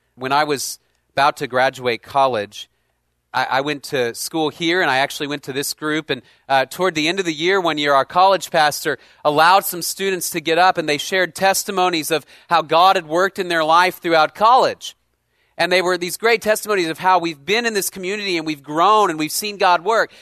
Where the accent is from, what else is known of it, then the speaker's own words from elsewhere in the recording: Dallas, Texas, United States; I grew up in Dallas